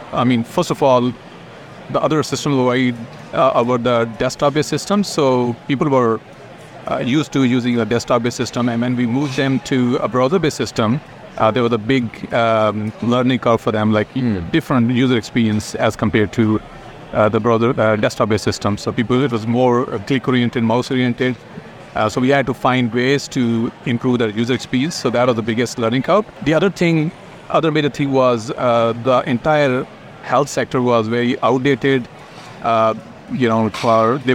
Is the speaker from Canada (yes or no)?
no; Pakistan; moved away as an adult; also born or lived in Ireland; now in New Zealand; I'm originally from Pakistan, where I did my MSc Computer Science back in 2004